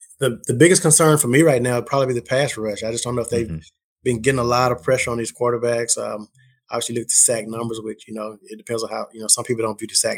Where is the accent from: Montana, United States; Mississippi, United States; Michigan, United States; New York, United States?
Mississippi, United States; I mean, I'm from Mississippi, so I've known DeMario since high school